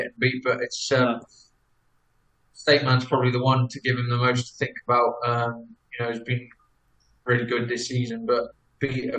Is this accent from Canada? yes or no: no; England, United Kingdom; being based in England, being English